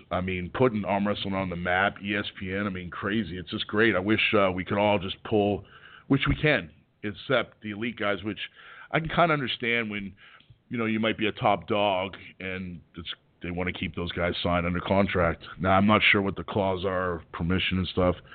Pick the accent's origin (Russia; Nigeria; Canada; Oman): Canada; now in United States; I mean, I'm not from Canada. Well, I was from Canada, but I left there to come better myself in America.